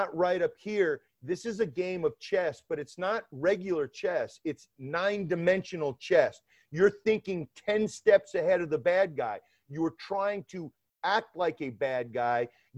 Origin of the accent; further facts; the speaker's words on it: Decatur, Georgia, United States; now in New York, United States; You'd never know that I grew up in Atlanta, Georgia, actually in Decatur, Georgia, which is on the east side of Atlanta.